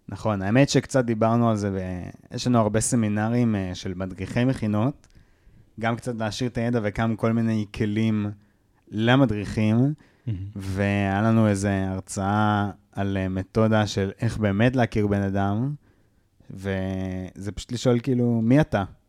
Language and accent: Hebrew; Kiryat Ono, Central District, Israel; בתרבות הקריית אונואית שבה גדלתי